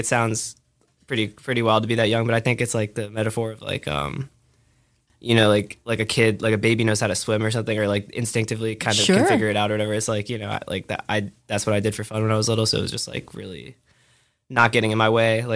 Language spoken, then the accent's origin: English; California, United States; now in Brooklyn, United States; I grew up playing baseball in California